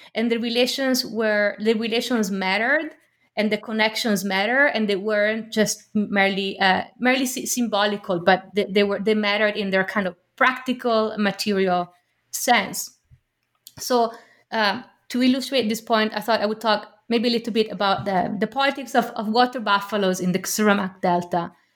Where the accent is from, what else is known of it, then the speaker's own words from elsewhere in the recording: Milan, Lombardy, Italy; moved away; We had Turkish neighbors, uh, growing up in Milan